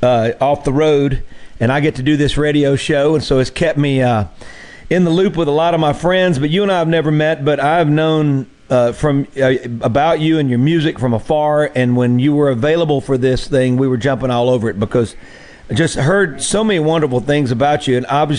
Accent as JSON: {"language": "English", "region": "Mississippi Delta", "country": "United States", "tie": "born or raised there", "said": "where I grew up in the Mississippi Delta"}